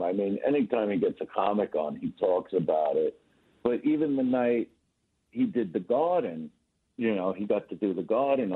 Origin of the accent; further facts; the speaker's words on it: New York City, New York, United States; moved away as an adult; now in Los Angeles, United States; I'm in Manhattan now. I'm from Brooklyn